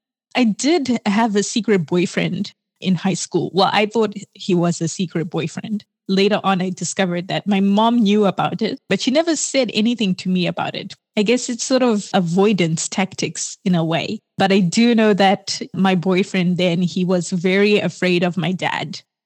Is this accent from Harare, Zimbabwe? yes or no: yes; Harare, Zimbabwe; moved away as an adult; I was born in Zimbabwe, in Harare. I grew up there until I was about 19.